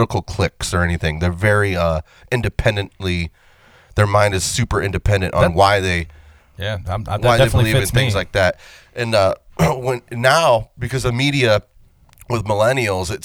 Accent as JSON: {"language": "English", "town": "Vermilion", "region": "Ohio", "country": "United States", "said": "We're from Vermilion High School."}